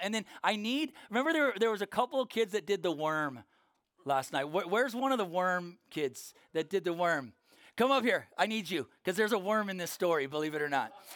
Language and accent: English; Norco, California, United States; from Norco, California. We have horse trails there, not sidewalks